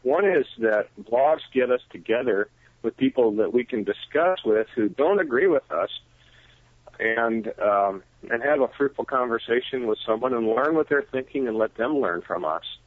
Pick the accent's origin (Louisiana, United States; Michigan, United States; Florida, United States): Michigan, United States; moved away; I, I am from Michigan originally